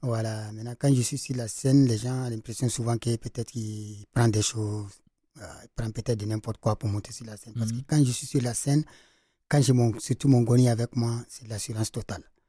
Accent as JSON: {"language": "French", "town": "Djibo", "region": "Sahel", "country": "Burkina Faso", "said": "Je viens du Sahel, dans le carrément dans le Sahel, à Djibo"}